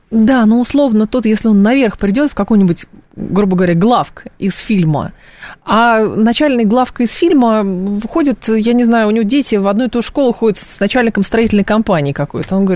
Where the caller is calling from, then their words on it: Moscow, Russia; я из Москвы.